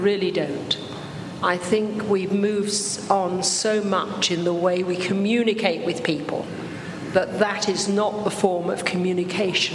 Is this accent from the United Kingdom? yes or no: yes; England, United Kingdom; My parents had come down to England to work, so therefore I was born in England, but all my relatives are Scottish. And I was brought up in a Christian home